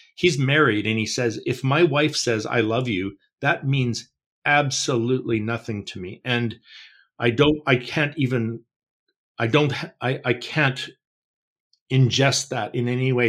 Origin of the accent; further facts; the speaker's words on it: Canada; I don't worry about this in Canada. We're a pagan nation